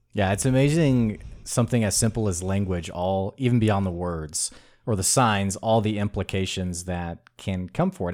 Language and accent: English; the South, United States; accent: Southern drawl; I'm from the South